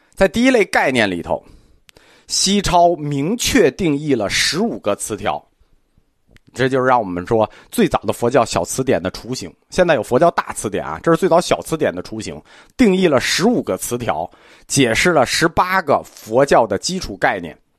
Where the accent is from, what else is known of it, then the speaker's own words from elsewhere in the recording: China; 我们中国人传统的世界观